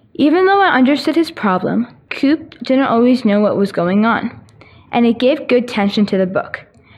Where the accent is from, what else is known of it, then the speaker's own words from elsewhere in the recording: Winnipeg, Manitoba, Canada; from Linden Meadows